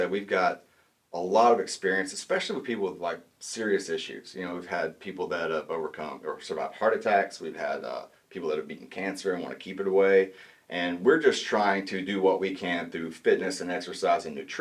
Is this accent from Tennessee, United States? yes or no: no; Talihina, Oklahoma, United States; moved away as an adult; now in Tahlequah, United States; I grew up in Tallahena, Oklahoma, which is about 2 hours south of here, southeast Oklahoma. So born and raised there.